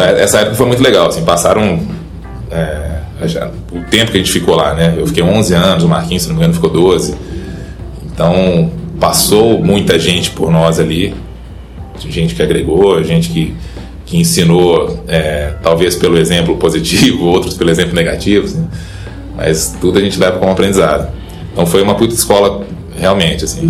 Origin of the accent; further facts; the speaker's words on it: Belo Horizonte, Minas Gerais, Brazil; moved away as an adult; also born or lived in São Paulo; now in Ribeirão Preto, Brazil; sou mineiro de Belo Horizonte